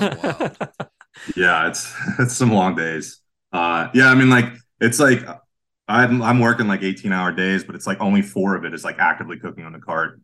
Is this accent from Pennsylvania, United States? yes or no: yes; Sharon, Pennsylvania, United States; now in Pittsburgh, United States; I'm from Sharon